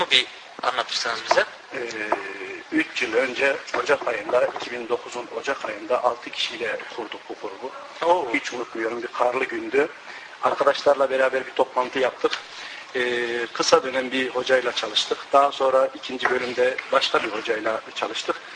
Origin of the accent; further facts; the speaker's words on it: Kayseri, Kayseri Province, Turkey; now in Rotterdam, Netherlands; Ee, Rotterdam'da Türkçe öğretmenini yapıyorum. Kayserliyim. 20 yıldır buradayım.